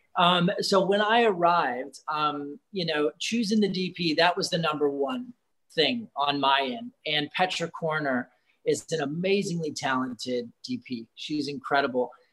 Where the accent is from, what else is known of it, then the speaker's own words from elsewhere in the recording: United States; being an American director.